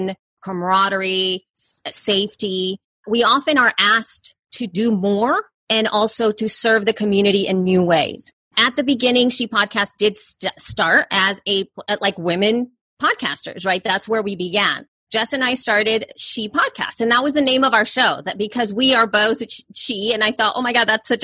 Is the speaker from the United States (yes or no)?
no; El Salvador; moved away; I'm an immigrant from El Salvador.